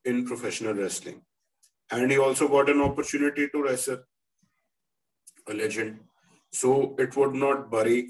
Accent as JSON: {"language": "English", "country": "India", "said": "we are here from India"}